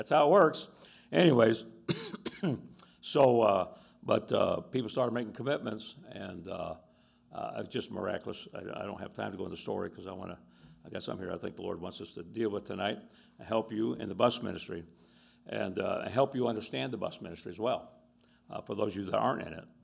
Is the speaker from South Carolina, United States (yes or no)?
no; Tampa, Florida, United States; Tampa, Florida. I grew up in Tampa